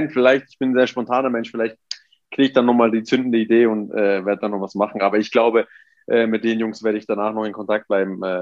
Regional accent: Abruzzo, Italy; Ja, also wir sind aus den Abruzzen, äh, Grenze zu, zu Lazio, also zu Latium.

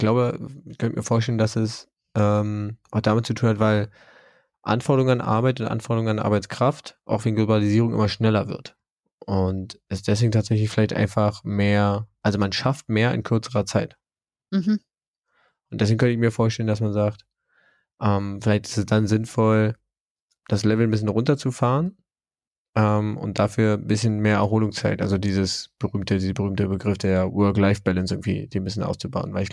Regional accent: Germany

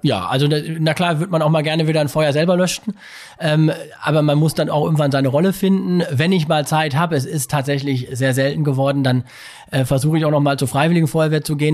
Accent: Bochum, North Rhine-Westphalia, Germany; ich bin Bochumer und ich lebe super gerne hier

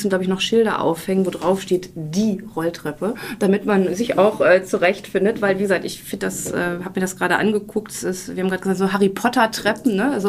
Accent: Berlin, Germany; Ich sage jetzt mal das Beste natürlich, weil als Berliner muss man da ja drauf bestehen.

